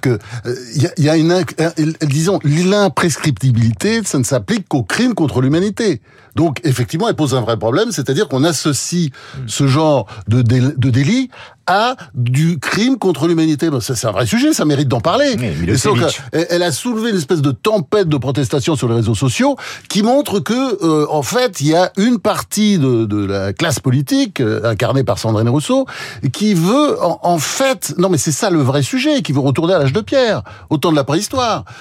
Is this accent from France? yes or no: yes; France; on est français